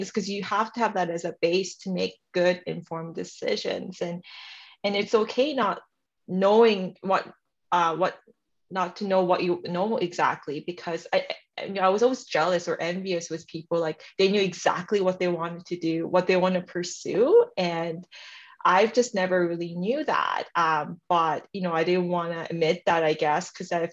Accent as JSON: {"language": "English", "country": "Canada", "tie": "born or raised there", "also_born_or_lived": "South Korea", "said": "I'm Korean Canadian, and … is the name I gave myself when I came to Canada"}